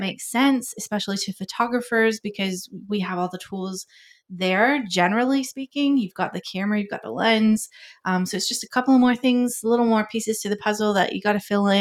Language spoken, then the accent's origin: English; Georgia, United States; moved away as an adult; also born or lived in Tennessee; now in Sydney, Australia; I am originally from America. I was born in Tennessee, grew up in Georgia, moved back to Tennessee.